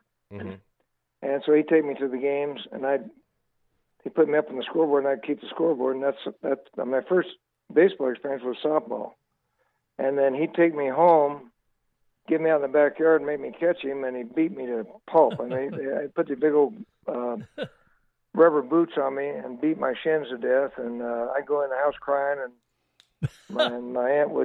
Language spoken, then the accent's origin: English; Delano, California, United States; also born or lived in Bakersfield; I was raised in Delano until I was in the eighth grade